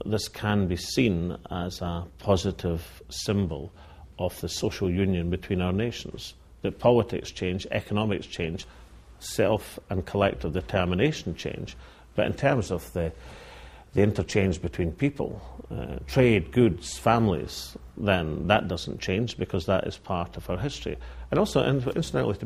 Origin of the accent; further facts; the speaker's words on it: Linlithgow, Scotland, United Kingdom; the town I was brought up in, I mean, you'd had to have lacked a soul not to be impressed by Llanlivgow as a ancient medieval town